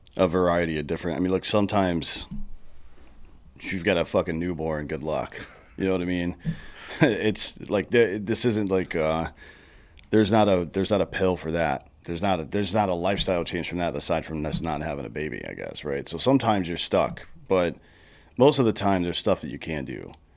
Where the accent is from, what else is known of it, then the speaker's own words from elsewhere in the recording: South Carolina, United States; I grew up in South Carolina